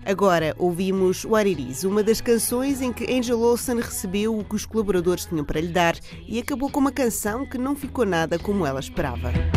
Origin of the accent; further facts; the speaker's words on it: Portugal; Como bons portugueses